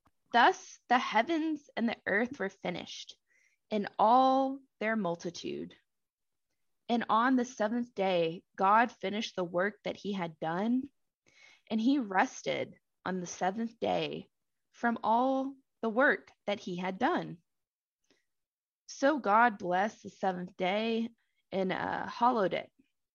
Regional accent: Texas, United States; where I grew up in Southeast Texas is that we have tons of oleander plants.

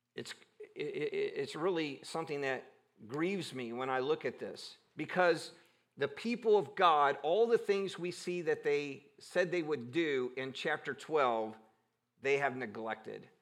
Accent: Cleveland, Ohio, United States; growing up in Cleveland

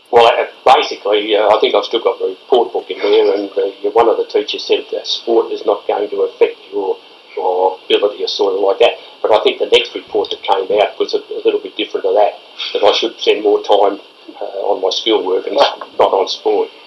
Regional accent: Castlemaine, Victoria, Australia; also born or lived in South Yarra; Uh, so I was born in South Yarra, but was only there for a couple of years. I was only there. We were snippet. Then went to Castlemaine. Back to Castlemaine.

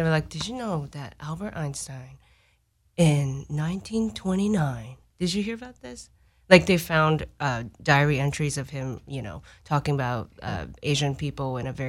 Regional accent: Japan; moved away; I grew up in Japan

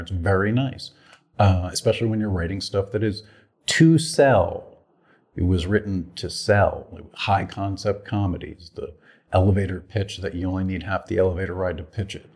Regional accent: Poughkeepsie, New York, United States; also born or lived in Boston, Massachusetts; now in Los Angeles, United States; I'm originally from Poughkeepsie, New Yorkish area, and then I lived in Boston for 13 years

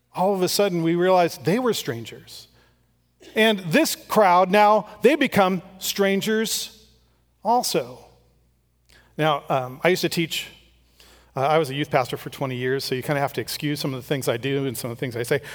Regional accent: Strathmore, California, United States; I grew up in Strathmore.

